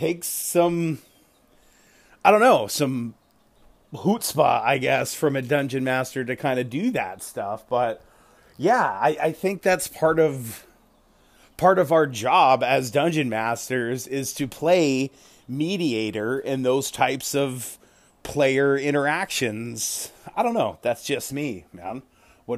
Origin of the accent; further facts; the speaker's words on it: Richmond, Virginia, United States; I was born in Virginia. I was born in Richmond. So I do have roots in the South